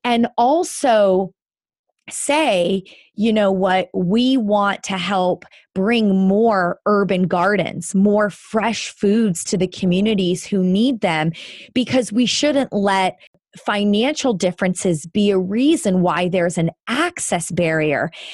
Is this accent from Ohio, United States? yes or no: yes; Northeast Ohio, United States; I grew up in Northeast Ohio